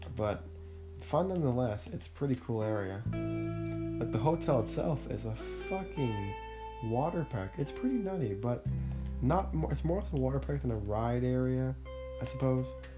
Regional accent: Ontario, Canada; I was born in Canada in a small shitty town near Ottawa

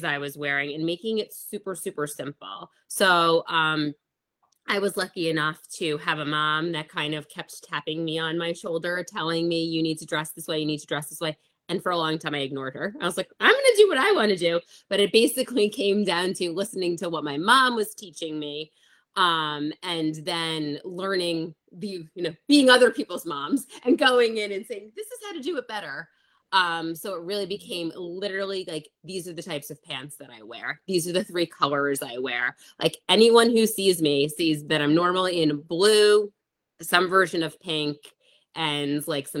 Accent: New York, United States; I'm from New York

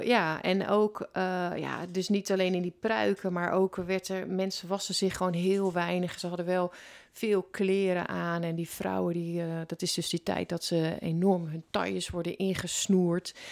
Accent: Netherlands; ons land

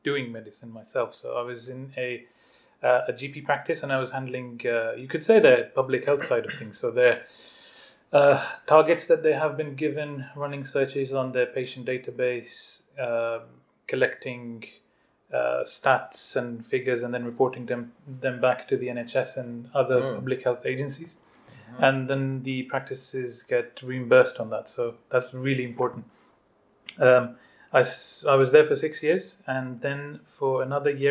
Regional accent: Pakistan; moved away as an adult; also born or lived in United Kingdom / Xi'an, China; now in Umeå, Sweden; my home is still Pakistan, because that's where I grew up, that's where I studied.

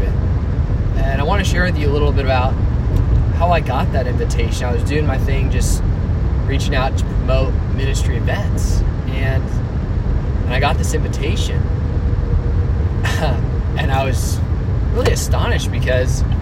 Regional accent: Alamo, California, United States; also born or lived in Dublin, California; And I grew up in a town called Alamo

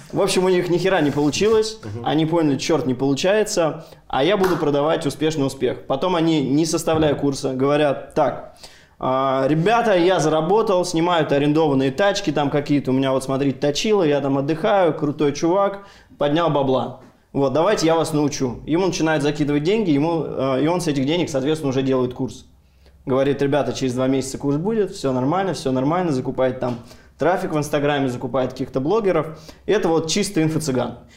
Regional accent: Ryazan, Ryazan Oblast, Russia; now in Moscow, Russia; ну я из {S4} региона, я из Рязани, как бы в Рязани это классные деньги. Вообще, сейчас в Москве живу

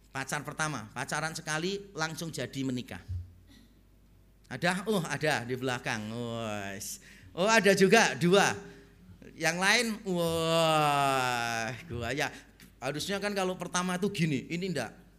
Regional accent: Semarang, Central Java, Indonesia; moved away; also born or lived in Surabaya; Waktu pertama kali saya pindah dari Semarang ke Surabaya

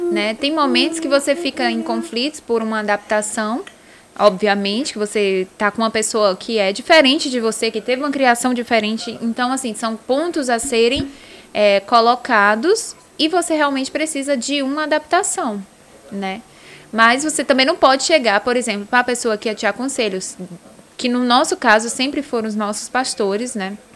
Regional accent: Northeast Region, Brazil; É, que gente, a família, eu sou do Nordeste, é, aí daí você já sabe, é.

